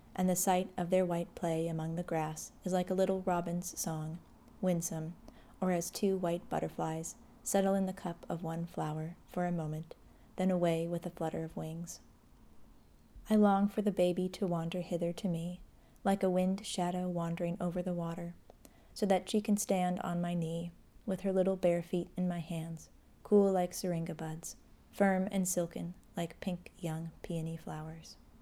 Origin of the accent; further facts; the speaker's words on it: Rochester, New York, United States; my hometown of Rochester, New York